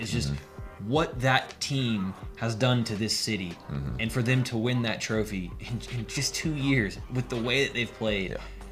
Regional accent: South Carolina, United States; moved away as an adult; now in Atlanta, United States; moving here 2 years ago, moving to a new city, even though I'm only from South Carolina

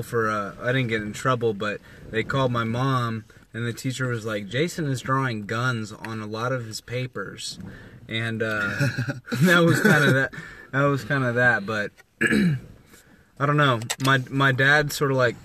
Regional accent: Indianapolis, Indiana, United States; I'm from Indianapolis.

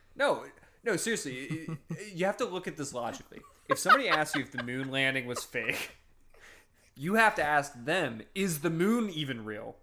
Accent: Northeast, United States; I'm from the Northeast

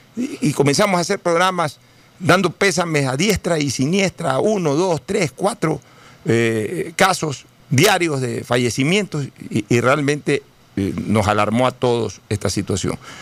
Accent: Ecuador; yo sí sentí un vejamen como ecuatoriano

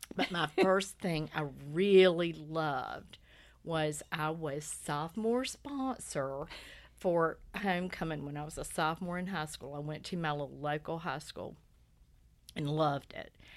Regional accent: Lumberton, North Carolina, United States; I grew up in Lumberton, North Carolina, which is a little tobacco town about an hour

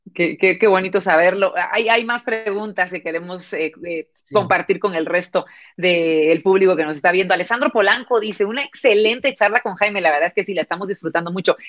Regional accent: Guatemala; Nosotros los guatemaltecos

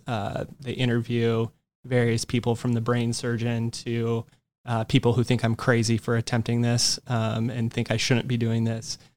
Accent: Yucaipa, California, United States; also born or lived in Orange County, California; one of my hometown shops from where I grew up in Yucaipa, California

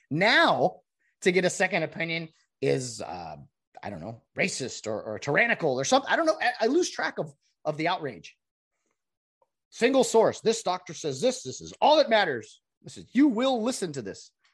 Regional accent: California, United States; I'm a Californian who wants outta here

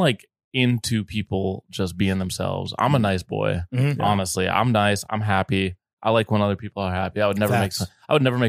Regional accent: Minnesota, United States; moved away as an adult; now in New York, United States; I grew up in Minnesota as an Egyptian person.

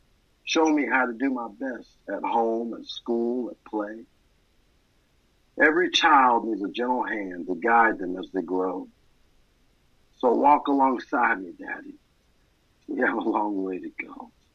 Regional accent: Maine, United States; born there; My story begins in Maine, and I was born in May 2nd, 1987.

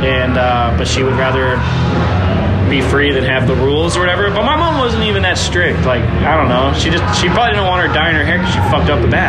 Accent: Massachusetts, United States; moved away as an adult; now in California, United States

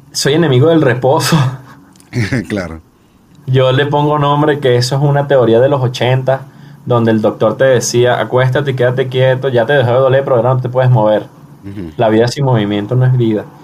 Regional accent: Venezuela; moved away; Eh, situación que salí de Venezuela y bueno, eh, es un tema de ya de repetición.

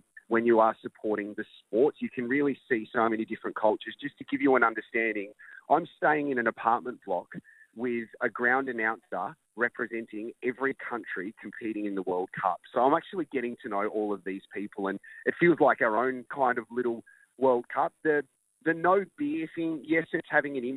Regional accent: Australia; I'm Australian

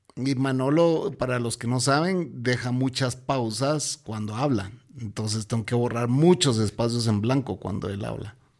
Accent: Guatemala; aquí en Guatemala

